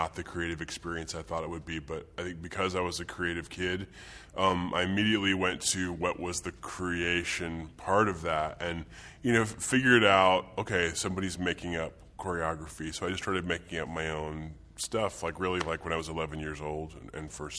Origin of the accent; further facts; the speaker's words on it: Wichita, Kansas, United States; moved away; I'm from Wichita, Kansas